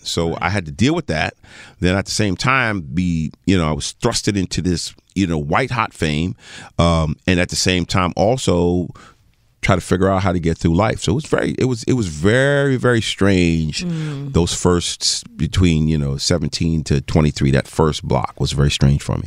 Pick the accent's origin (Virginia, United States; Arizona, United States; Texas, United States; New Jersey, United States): New Jersey, United States; Teaneck; also born or lived in New York; I was born in New York. Uh uh, uh, uh, medical center in New York, and I grew up in the Teaneck, Hackensack, Englewood area.